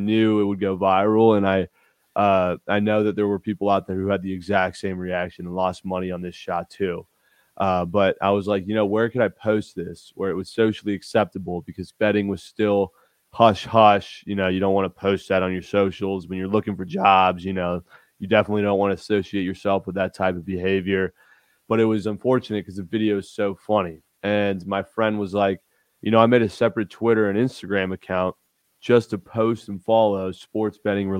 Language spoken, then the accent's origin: English; Newport Beach, California, United States; moved away as an adult; also born or lived in Fort Worth, Texas; So I'm originally from Newport Beach, California. I grew up there, went to high school there, born and raised there